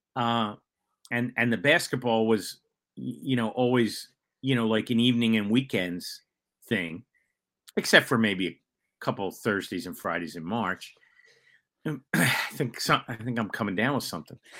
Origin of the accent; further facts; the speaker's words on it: Philadelphia, Pennsylvania, United States; I grew up in the Overbrook section of Philadelphia